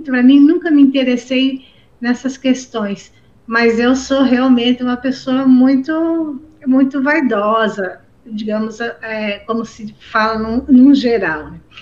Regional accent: Santa Catarina, Brazil; also born or lived in Rio Grande do Sul; eu sou de Santa Catarina. Quase divisa com o Paraná, mas sou de Santa Catarina

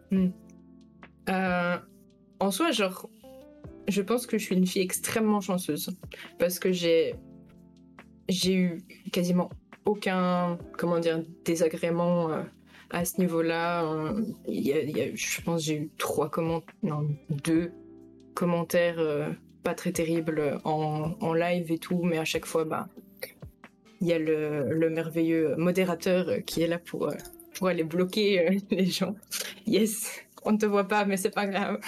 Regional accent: Belgium; j'ai 21 ans, je suis belge

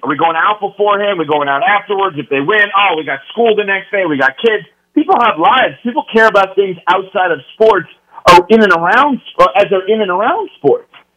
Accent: New York, United States; moved away; also born or lived in University of Wisconsin; I'm from New York originally

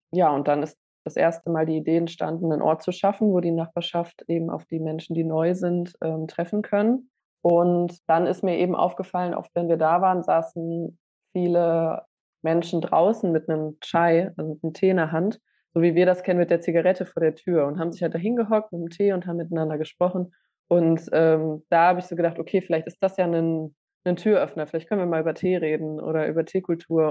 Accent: Essen, North Rhine-Westphalia, Germany; ich bin jetzt im Essener Süden aufgewachsen

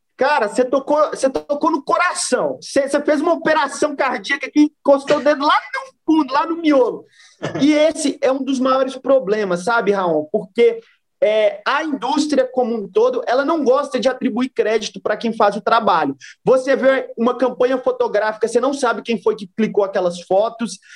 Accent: Brazil

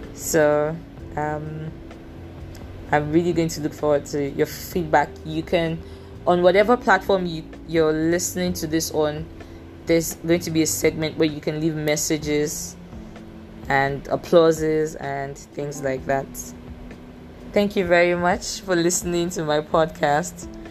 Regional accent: Nigeria; accent: Nigerian English; I am a Nigerian. I I have a degree in English. I am confident in the fact that to a very good extent my English is good. I just speak a different variation of English language, which is the Nigerian English language

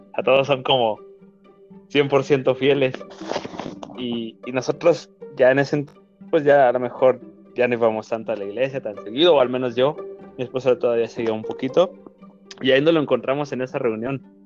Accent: Durango, Mexico; vivimos en la misma ciudad, somos de, de Durango los dos

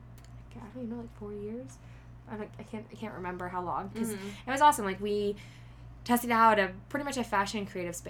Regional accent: Houston, Texas, United States; moved away as an adult; also born or lived in Bondi, Sydney, Australia / Los Angeles; I grew up in Houston, Texas, actually like 45 minutes of Houston. So it was a very small suburban town

